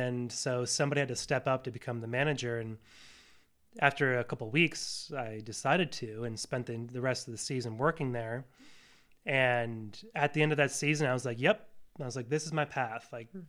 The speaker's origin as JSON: {"language": "English", "region": "Northeast", "country": "United States", "tie": "born or raised there", "said": "because that was kind of the environment I was raised in the Northeast, right?"}